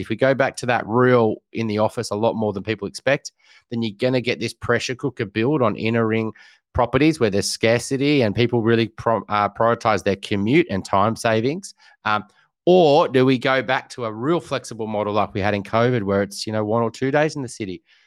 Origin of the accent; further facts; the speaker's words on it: Newcastle, New South Wales, Australia; went up to Newcastle, where I grew up